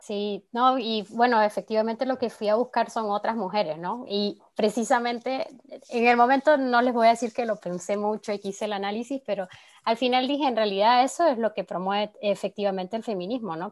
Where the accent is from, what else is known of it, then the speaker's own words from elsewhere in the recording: Nicaragua; now in France; soy de Nicaragua y vivo en Francia